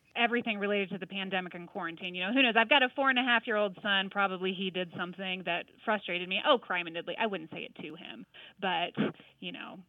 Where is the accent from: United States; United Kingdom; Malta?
United States; Northwest Missouri; now in Arvada, United States; I'm originally from Northwest Missouri